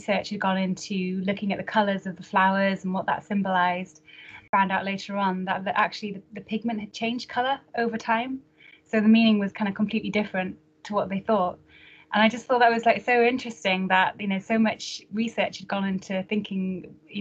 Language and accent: English; Northumberland, North East England, United Kingdom; moved away as an adult; also born or lived in Glasgow; now in Edinburgh, United Kingdom; you might not be able to guess from my accent, but I actually grew up in Northumberland. So I haven't really moved too far away from home. So I lived there from about 18 months old until I was 18